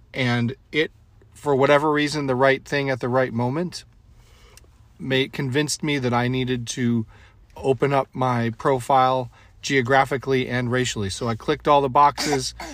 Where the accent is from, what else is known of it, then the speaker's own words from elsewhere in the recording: New England, United States; now in California, United States; I didn't have a lot of opportunities growing up in New England.